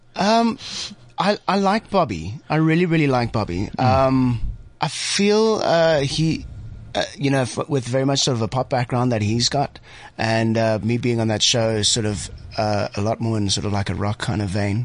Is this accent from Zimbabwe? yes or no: yes; Zimbabwe; also born or lived in Johannesburg, South Africa; now in South Africa; I was born in Joburg, grew up in Zimbabwe.